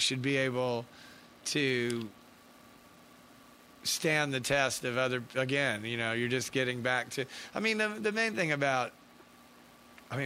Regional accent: Atlanta, Georgia, United States; growing up in Atlanta, you go to Wax and Facts or Wux Tree

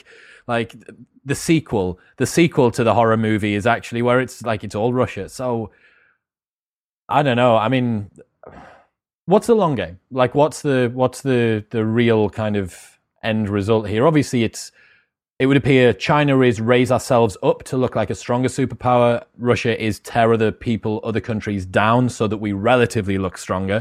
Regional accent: United Kingdom; for me as a Brit

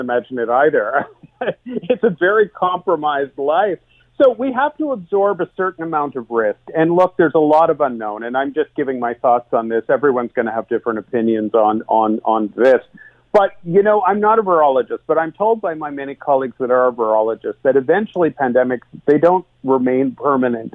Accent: Canada

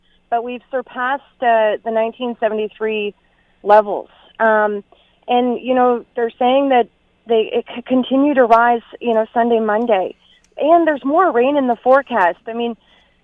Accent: Ontario, Canada; now in New Brunswick, Canada; I'm actually from Ontario

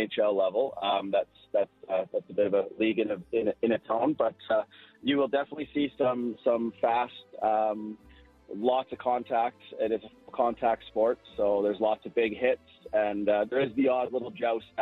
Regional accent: Calgary, Alberta, Canada; I was born and raised in Calgary

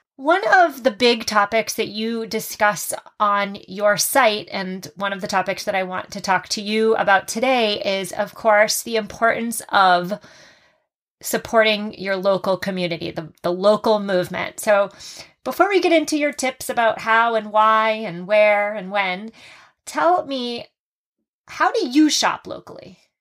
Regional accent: Massachusetts, United States; my home state of Massachusetts

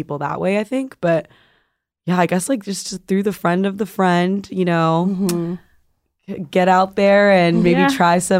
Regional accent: Arizona, United States; moved away as an adult; now in California, United States; I'm from Arizona, so mm-hmm. we moved, a lot of people moved from Arizona to California.

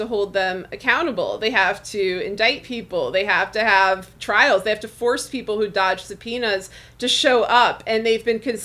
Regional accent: Missouri, United States; I'm from Missouri. I'm from the show me state.

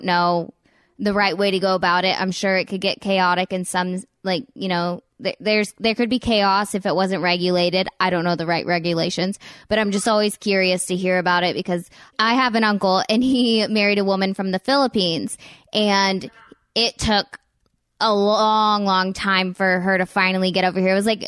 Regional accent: United States; it's just interesting for me to try to learn more and more about it as an American.

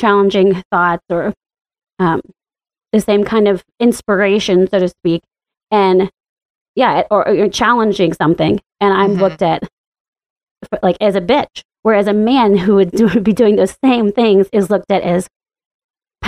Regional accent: the Bible Belt, the South, United States; moved away as an adult; now in Washington, D.C., United States; growing up in the Bible Belt and in the buckle of the Bible Belt. It's been pretty lonely and living in the South

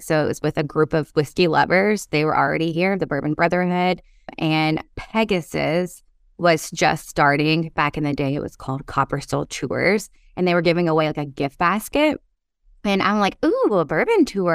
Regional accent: Kentucky, United States; born and raised in Kentucky

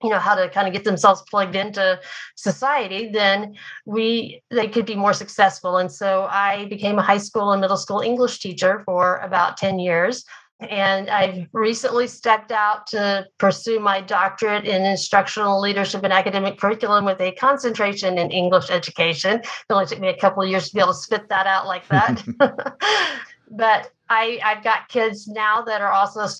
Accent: Oklahoma, United States; also born or lived in Japan; I grew up in Oklahoma. I live here in Oklahoma now.

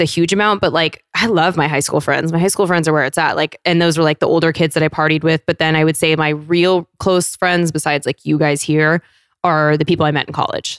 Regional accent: Federal Way, Washington, United States; moved away; also born or lived in San Diego; I'm from South Seattle, so closer to Tacoma

